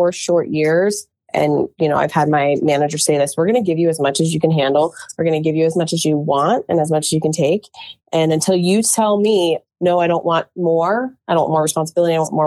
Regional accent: Charlottesville, Virginia, United States; I am from the town of Charlottesville, and I grew up around the University of Virginia

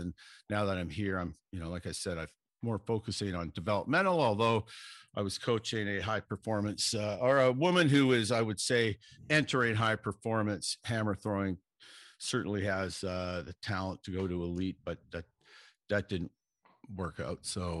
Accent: Ireland; being Irish

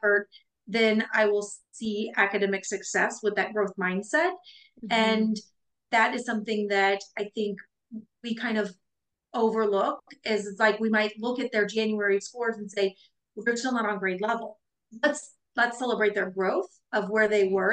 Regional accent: Midwest, United States; we're from the Midwest.

